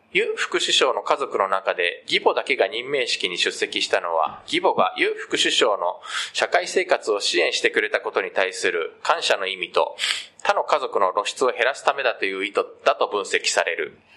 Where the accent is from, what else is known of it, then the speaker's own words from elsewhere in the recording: Japan; also born or lived in South Korea; 日本生まれ韓国在住経験あり仕事でたまに聞きしている日本人